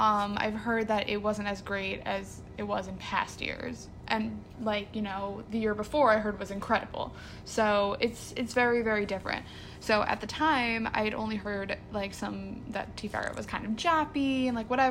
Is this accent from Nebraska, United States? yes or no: no; New Jersey, United States; I'm from New Jersey, a very small town.